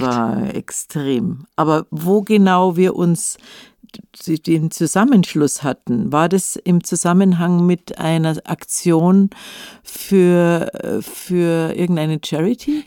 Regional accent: Munich, Bavaria, Germany; In Leim in München-Leim, das ist im, im Westen, also neben Nymphenburg

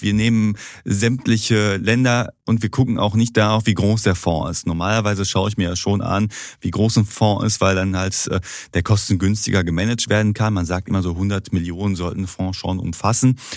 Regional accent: Duisburg, North Rhine-Westphalia, Germany; bei uns in Duisburg

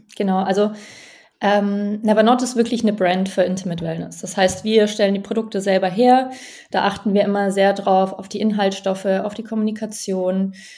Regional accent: Allgäu, Bavaria, Germany; now in Berlin, Germany; Ich bin im Allgäu aufgewachsen, ganz ländlich

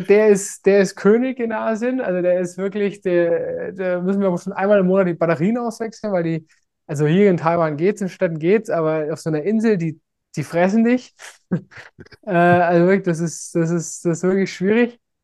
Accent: Germany; moved away; als Deutscher

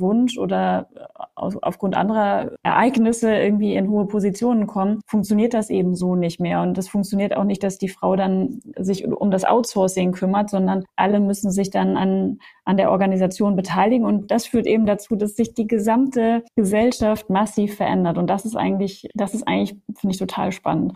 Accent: West Germany, Germany; ich bin zum Beispiel in Westdeutschland aufgewachsen

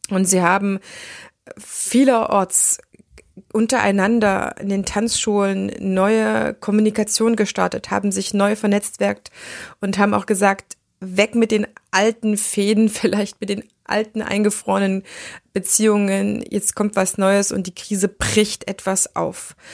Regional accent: Erfurt, Thuringia, Germany; now in Düsseldorf, Germany; Das ist ja meine Heimatstadt, das heißt, meine Träte sind noch ein bisschen äh, da, auch wenn ich schon eine ganze Weile lang in Düsseldorf wohne.

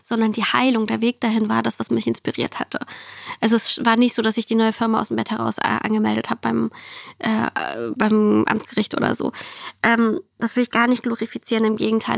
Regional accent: Germany; German is a second language; also born or lived in Siberia, Russia; ich bin 1990 in Sibirien geboren, auf der asiatischen Seite, also wirklich weit weg vom Schuss. Und ähm, wir sind 6, 95 nach Deutschland gekommen und äh, bei mir war viel einfach nur Deutsch lernen

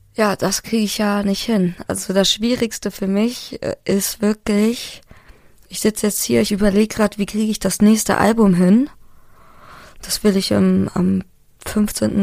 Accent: Hamburg, Germany; moved away; ich bin Hamburgerin und das merkt man auch in meiner Sprache

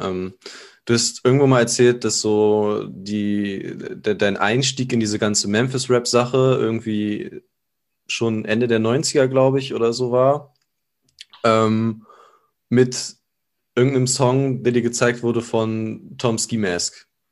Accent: Germany; Ich komme aus, äh, aus der Nähe von Bremen

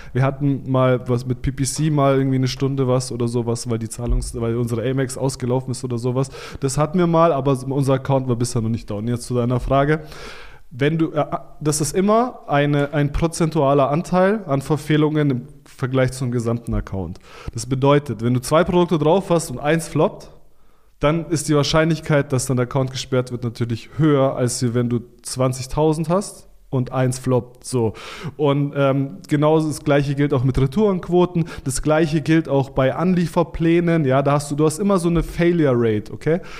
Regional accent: Stuttgart, Baden-Württemberg, Germany; ich bin aus Stuttgart, das ist ja die Konzernhauptstadt oder eine der Konzernzentren Deutschlands

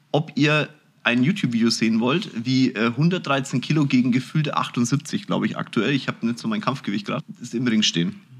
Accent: Munich, Bavaria, Germany; ich bin in München, Schwabing geboren

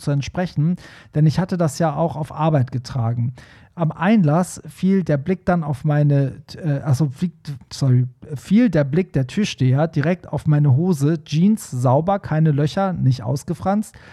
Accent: Hamburg, Germany; als Hamburger, der da ab und zu mal ist

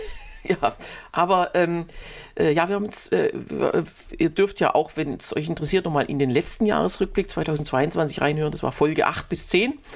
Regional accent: Germany; bei uns in Deutschland

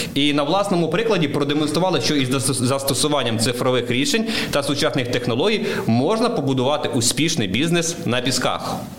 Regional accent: Vinnytsia Oblast, Ukraine; moved away as an adult; я сам з Вінниччини, е, чорноземи, суглинкові ґрунти. І коли почав працювати на Житомирщині

